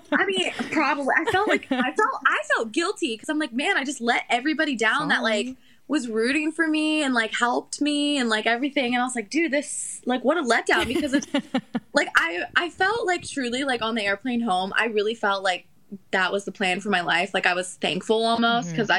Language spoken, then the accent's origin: English; Western Maryland, United States; moved away as an adult; also born or lived in West Virginia / New York; I grew up in Maryland okay. my whole life. Small, very, very, very small town in Western Maryland.